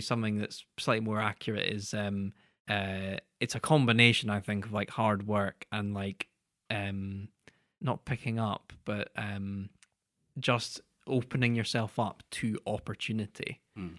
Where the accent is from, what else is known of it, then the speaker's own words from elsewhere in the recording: United Kingdom; as British people